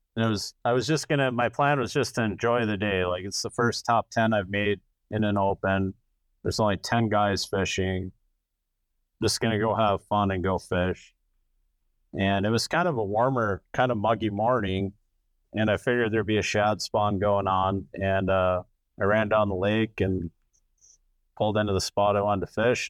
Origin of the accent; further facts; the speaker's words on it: Wisconsin River, United States; I grew up on the Wisconsin River